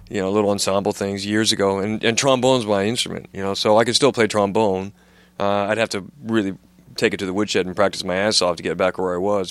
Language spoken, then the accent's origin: English; United States; now in United Kingdom; I'm an American